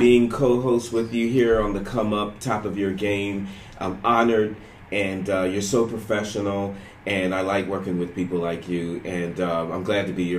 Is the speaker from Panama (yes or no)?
yes; Panama; born there; I was born in Panama, and my sister was born in Panama.